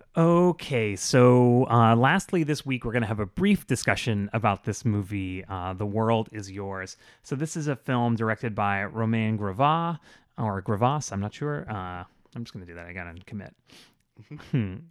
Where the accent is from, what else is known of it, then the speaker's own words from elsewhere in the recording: Florida, United States; growing up in Florida